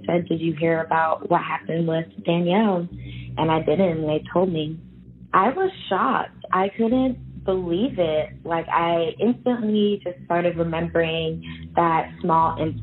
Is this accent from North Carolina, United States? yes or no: yes; Charlotte, North Carolina, United States; born or raised there